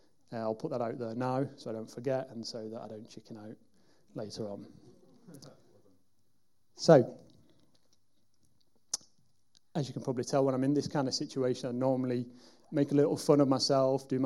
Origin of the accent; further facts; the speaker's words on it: Wigan, North West England, United Kingdom; moved away as an adult; now in Derby, United Kingdom; I'm from a town called Wigan, which is in the northwest of England. And I moved down here nearly 15 years ago